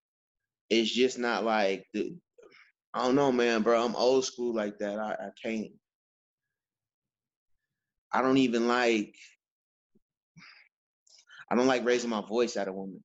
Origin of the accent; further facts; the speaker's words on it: United States; also born or lived in Fort Valley, Georgia; where I'm from, because I'm from Fillmore